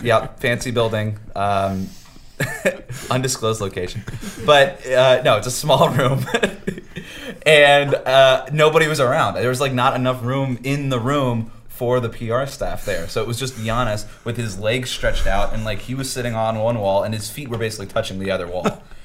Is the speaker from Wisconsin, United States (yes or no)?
no; Coral Springs, Florida, United States; I tell them Coral Springs, Florida